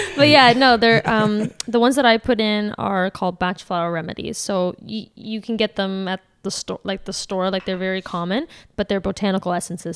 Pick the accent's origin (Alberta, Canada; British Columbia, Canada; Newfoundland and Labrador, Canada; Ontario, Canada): Ontario, Canada; Caledon; I'm from Caledon